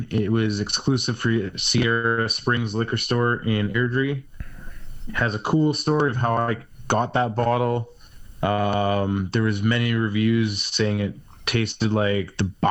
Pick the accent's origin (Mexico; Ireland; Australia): Ireland; because I am the Irish guy.